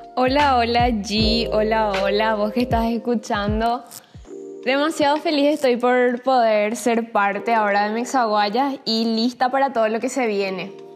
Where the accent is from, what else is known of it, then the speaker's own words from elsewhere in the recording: Asunción, Paraguay; yo soy paraguaya, eh, nací en Asunción en el 2000